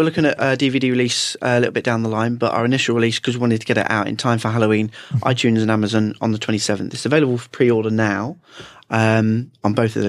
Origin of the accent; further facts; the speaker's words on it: Guernsey; moved away as an adult; now in England; I grew up in Guernsey, the island next door.